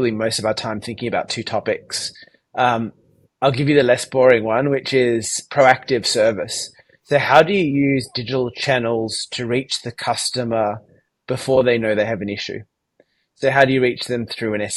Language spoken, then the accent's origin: English; Sydney, New South Wales, Australia; accent: Australian; From my accent, you can probably tell I am based in Sydney, Australia